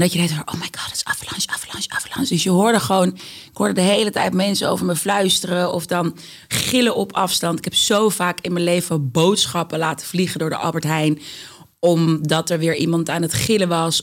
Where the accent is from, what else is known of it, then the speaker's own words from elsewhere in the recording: Amsterdam, North Holland, Netherlands; Ik ben opgegroeid in de Bijlmer, Amsterdam Zuidoost.